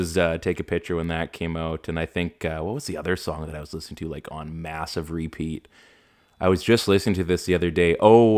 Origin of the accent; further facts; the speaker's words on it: Canada; I've grown up, you know, we've we've grown up in Canada